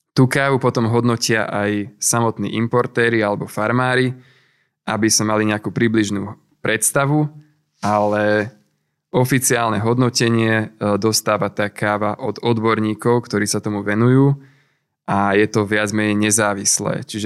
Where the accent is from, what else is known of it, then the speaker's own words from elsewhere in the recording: Hurbanovo, Nitra Region, Slovakia; A my sme si pražiareň založili priamo v Hurbanove, keďže som z Hurbanova.